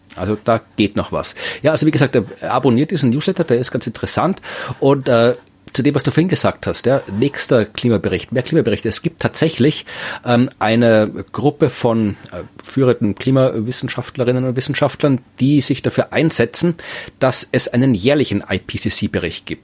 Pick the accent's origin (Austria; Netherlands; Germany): Austria; Krems, Lower Austria; Krems, meine Heimatstadt